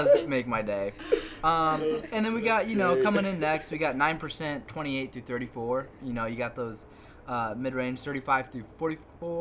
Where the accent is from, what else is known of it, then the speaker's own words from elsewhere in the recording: Illinois, United States; I'm from Illinois